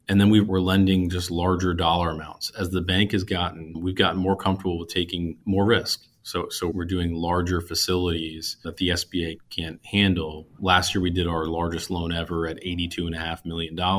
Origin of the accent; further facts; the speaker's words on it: New Jersey, United States; moved away as an adult; also born or lived in Pennsylvania / New York City, United States; now in Wilmington, United States; I grew up in New Jersey, went to school in Pennsylvania, moved to Manhattan right out of school